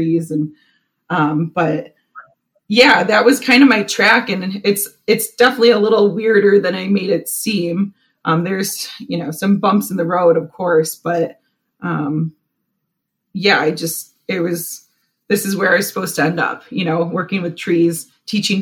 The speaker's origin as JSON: {"language": "English", "town": "Buffalo", "region": "New York", "country": "United States", "tie": "born or raised there", "said": "I grew up in Buffalo, New York"}